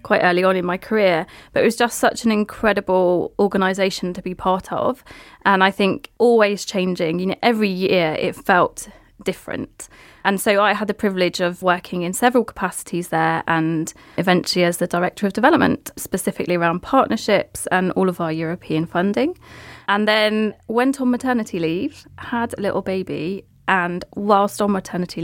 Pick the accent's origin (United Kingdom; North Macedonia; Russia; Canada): United Kingdom; St Just, South West England; I'm Cornish. I'm from the depths of Cornwall near Land's End, Cape Cornwall, St. Just.